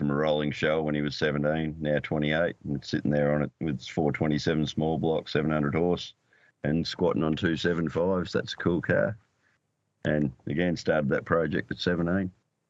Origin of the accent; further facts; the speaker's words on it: Narrabri, New South Wales, Australia; It was the first Commodore ever sold in my hometown of Narrabri